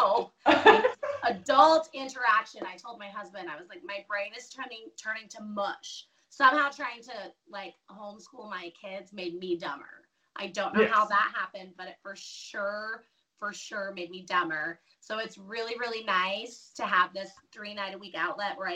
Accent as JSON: {"language": "English", "town": "Denver", "region": "Colorado", "country": "United States", "tie": "born or raised there", "moved": "as an adult", "lives_now": "Caldwell, United States", "said": "I was born and raised in Denver."}